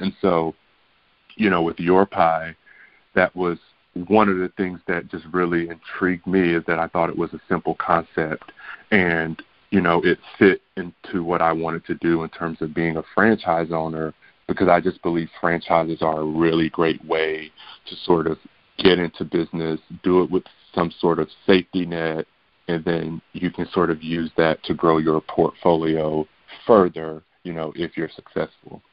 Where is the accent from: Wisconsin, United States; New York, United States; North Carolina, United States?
North Carolina, United States; Kinston; also born or lived in Pennsylvania; I was raised in Kinston, North Carolina, you know, small town with you know just a little bit over twenty thousand residents